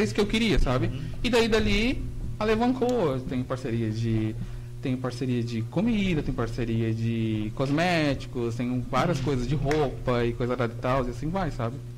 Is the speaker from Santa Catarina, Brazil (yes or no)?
yes; Joinville, Santa Catarina, Brazil; Eu sou de Joinville